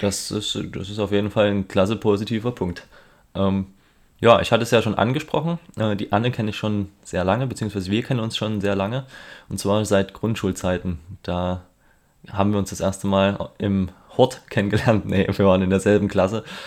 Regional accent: Germany; wir als Deutsche

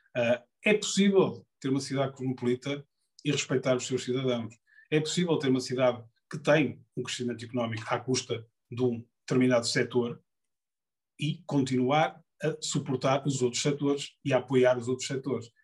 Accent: Porto, Norte, Portugal; eu sou do Porto, nasci no Porto, vivi no Porto, vivo no Porto

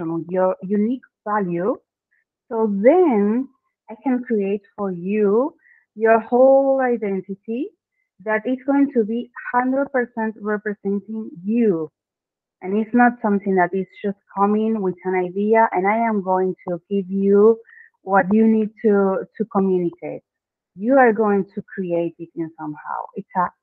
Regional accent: Argentina; first language Spanish; English is a second language; I am from Argentina. So yeah, my native language is Spanish

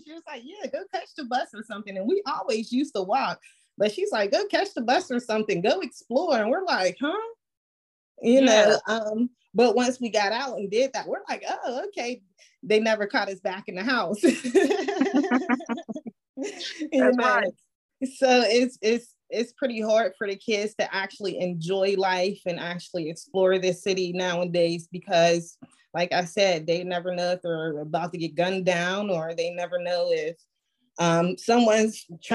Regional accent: Pittsburgh, Pennsylvania, United States; born and raised in Pittsburgh

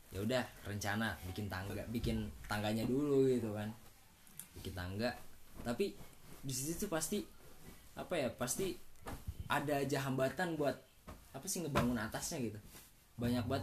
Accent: Subang, West Java, Indonesia; also born or lived in Bekasi / Karawang; emang gue kecil di asu di Subang kan nah terus semenjak pindah ke Karawang gue lahir dulu di Bekasi lah numpang lahir doang

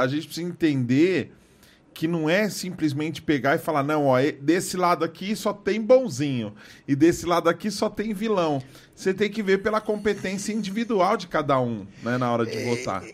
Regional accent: São Paulo, Brazil; Nasci na Penha aqui

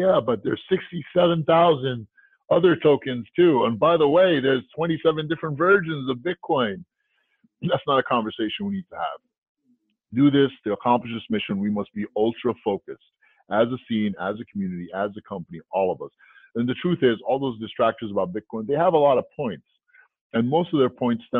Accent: New York City, New York, United States; growing up in New York City, you know, on the street working in my parents' newsstand

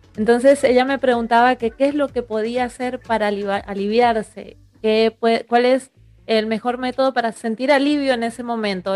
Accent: Mendoza, Argentina; Yo soy mendocina

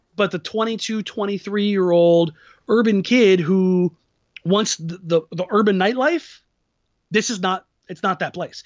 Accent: Southern California, United States; also born or lived in Los Angeles; now in Portland, United States; I grew up in Southern California

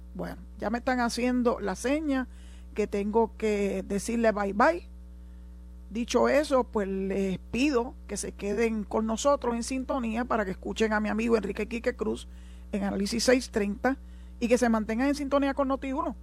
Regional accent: Puerto Rico; nosotros no tenemos aquí en Puerto Rico y somos igual ciudadanos americanos

